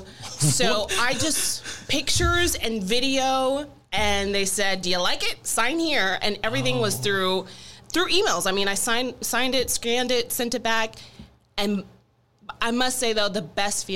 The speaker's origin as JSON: {"language": "English", "town": "Dallas", "region": "Texas", "country": "United States", "tie": "born or raised there", "also_born_or_lived": "Houston / Corpus Christi", "said": "I'm originally from Houston, grew up in Dallas, and for the past 10 years, I've been almost 10 years, just shy of 10 years, in the Coastal Bend down in Corpus Christi."}